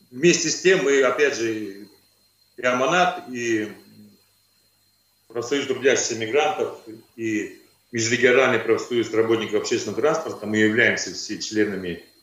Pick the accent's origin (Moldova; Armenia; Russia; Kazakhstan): Kazakhstan; born there; могу, могу еще добавить то, что я родился в Казахстане, мне 54 года